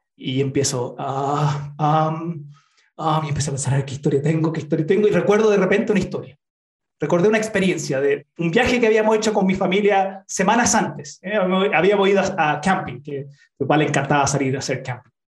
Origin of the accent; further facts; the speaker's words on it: Utah, United States; now in Chile; Nací en Chile, pero mi familia se fue a los Estados Unidos, a Utah